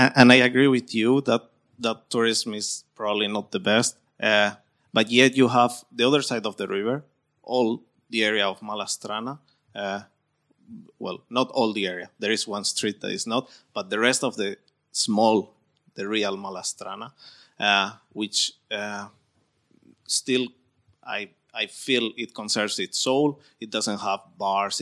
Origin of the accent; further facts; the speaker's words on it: Spain; moved away; I am from Spain.